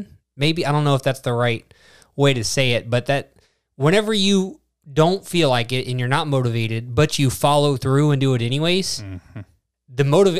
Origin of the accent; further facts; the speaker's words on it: Texas, United States; born there; I was born in Texas.